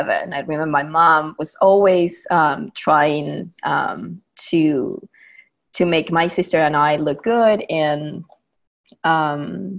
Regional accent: Buenos Aires, Argentina; moved away as an adult; now in Bakersfield, United States; I'm originally from Buenos Aires, Argentina, but I live here in the U.S. For the past, I would say, 13 years

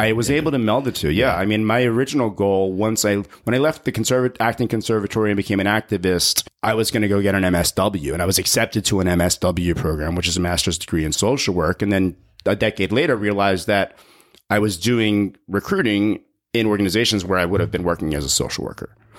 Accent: New Jersey, United States; moved away as an adult; also born or lived in Brooklyn, New York / San Francisco / Los Angeles; I was born in Brooklyn, raised in South Jersey, closer to Philly.

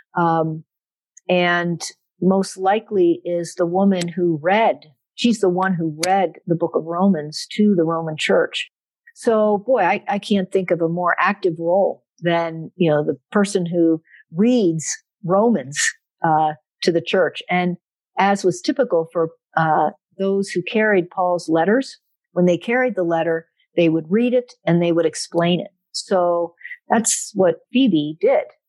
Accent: South Central Pennsylvania, United States; also born or lived in Pittsburgh, Pennsylvania; I was born in Pittsburgh, Pennsylvania. And so I am a diehard Steeler fan. Um, that is definitely a part of our of our family growing up. Um, I grew up though primarily in South Central Pennsylvania.

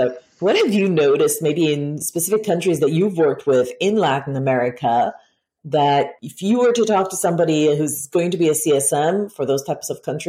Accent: Israel; now in United States; When I moved to the United States and we would go to the supermarket, and then all of a sudden the cashier would ask us, how are we doing that day? Being Israeli

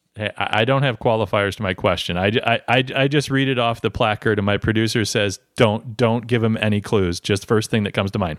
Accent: Midwest, United States; I'm from the Midwest

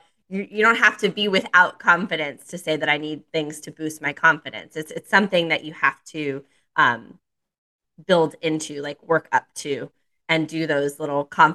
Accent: Miami, Florida, United States; moved away as an adult; also born or lived in Naples, Florida; now in Charlotte, United States; I'm from Miami, Florida. I moved to Charlotte 2 years ago after a solo travel journey. I lived in Miami, Florida until I was 30 years old

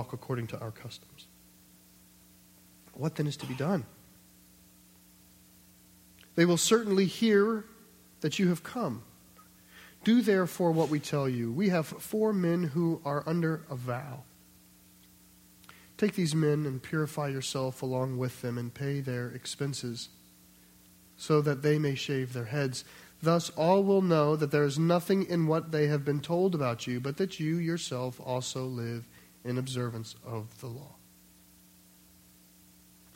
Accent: United States; we're American

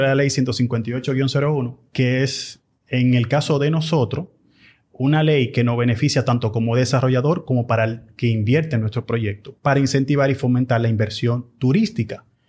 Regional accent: Dominican Republic; como dominicanos que somos

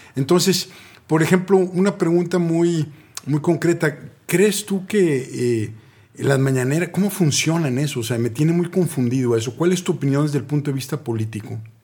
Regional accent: Mexico; yo, soy mexicano

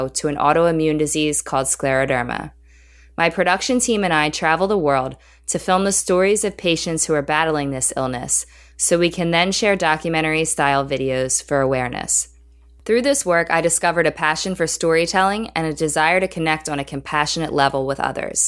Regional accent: Philadelphia, Pennsylvania, United States; I was born and raised in the Philadelphia area where I live today

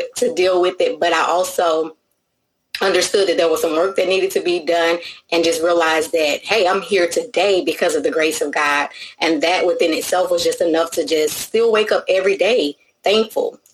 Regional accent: Louisiana, United States; from Louisiana. I am your Southern Belle friend.

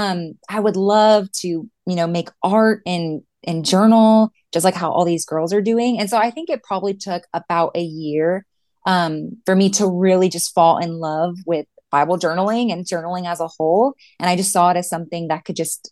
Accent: San Antonio, Texas, United States; I have been born and raised in San Antonio, Texas. I've lived here my whole life

